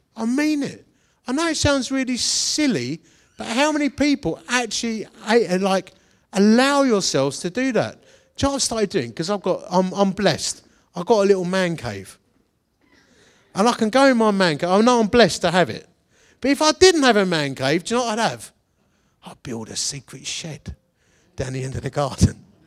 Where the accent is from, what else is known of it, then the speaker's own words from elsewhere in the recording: London, United Kingdom; accent: Cockney; I'm like an English Cockney